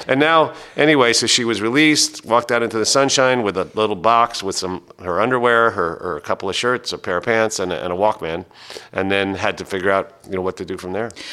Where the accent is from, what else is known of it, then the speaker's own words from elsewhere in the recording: New York City, New York, United States; I was born in New York City